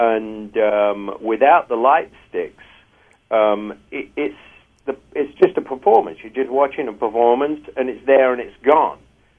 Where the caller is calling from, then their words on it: Los Angeles, California, United States; I'm actually calling you from Los Angeles.